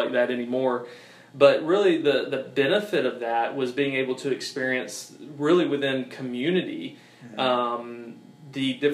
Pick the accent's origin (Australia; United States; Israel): United States; Augusta, Georgia; I was raised in the Augusta, Georgia, CSRA area, so this has pretty much been the majority of my life